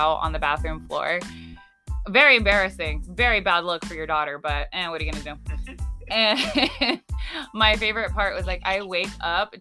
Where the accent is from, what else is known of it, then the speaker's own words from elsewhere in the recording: Arizona, United States; for the most part here in Phoenix or here in Arizona, like a lot of us just stay here.